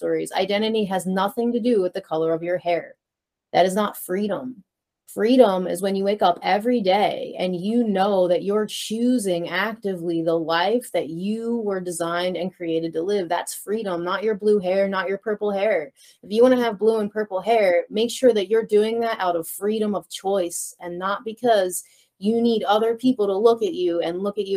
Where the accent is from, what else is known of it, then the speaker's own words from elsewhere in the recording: Philadelphia, Pennsylvania, United States; I was this kid from Northeast Philly